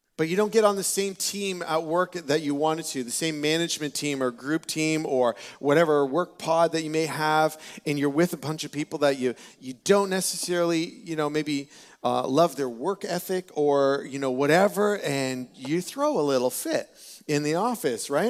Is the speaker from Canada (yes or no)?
yes; Peterborough, Ontario, Canada; I was born and raised in Peterborough